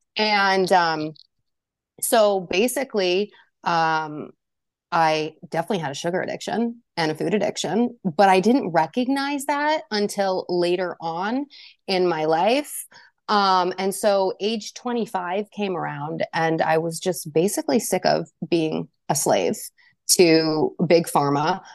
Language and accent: English; New Hampshire, United States; I am from New Hampshire